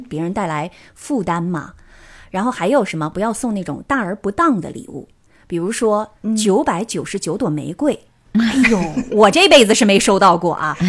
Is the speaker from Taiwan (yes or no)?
no; China; moved away as an adult; now in Tokyo, Japan; 我们中国人